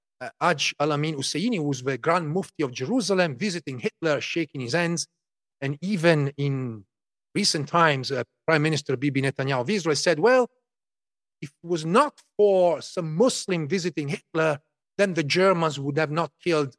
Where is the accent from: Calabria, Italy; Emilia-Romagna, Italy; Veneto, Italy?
Emilia-Romagna, Italy; parts of the region where I grew up in Emilia-Romagna, northern Italy, were actually liberated by Zionist units